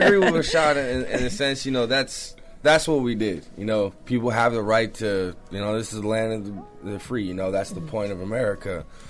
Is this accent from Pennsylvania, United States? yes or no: no; California, United States